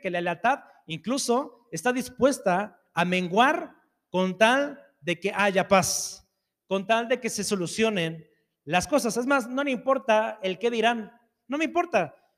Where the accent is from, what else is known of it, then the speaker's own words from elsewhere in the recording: Mexico; soy mexicano